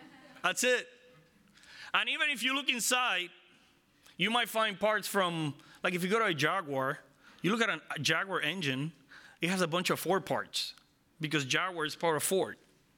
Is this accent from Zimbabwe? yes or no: no; Israel; I mean, I'm from Israel. I know about the law.